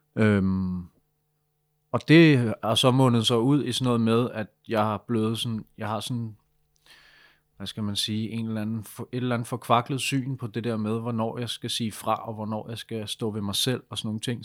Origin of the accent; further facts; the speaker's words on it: Denmark; jeg er fra Danmark